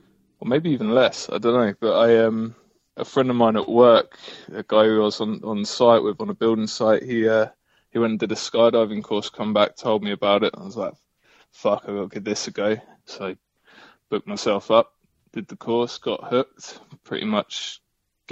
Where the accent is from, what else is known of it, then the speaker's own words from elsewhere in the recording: Cambridge, East of England, United Kingdom; I come from Cambridge, really posh place.